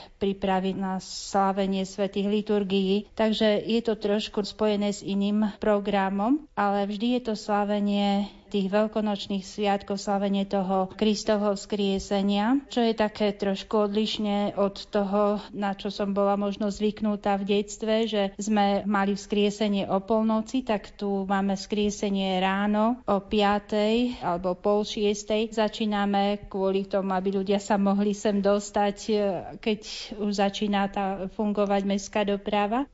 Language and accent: Slovak; Litmanová, Prešov Region, Slovakia; moved away; pochádzam z dediny